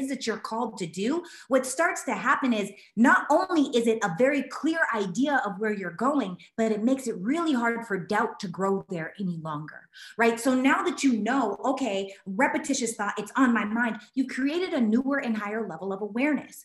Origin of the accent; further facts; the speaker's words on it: Canada; I'm Canadian